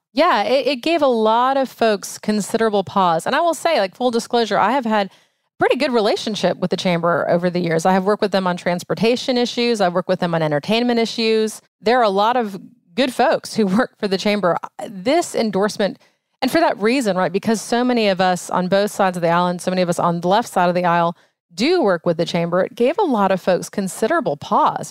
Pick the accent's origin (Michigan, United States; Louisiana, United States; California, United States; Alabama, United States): Louisiana, United States; New Orleans; now in Cobb County, Georgia, United States; I'm a Catholic from New Orleans